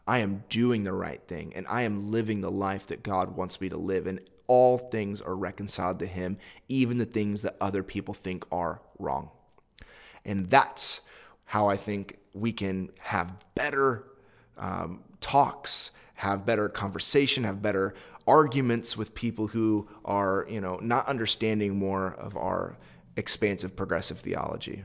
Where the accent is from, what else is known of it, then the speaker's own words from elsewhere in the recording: United States; I'm a Westerner. I'm an American.